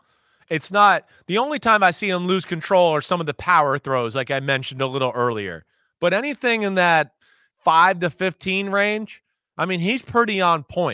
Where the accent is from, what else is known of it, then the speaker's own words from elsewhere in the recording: New Jersey, United States; I say Bengals cause I'm from Jersey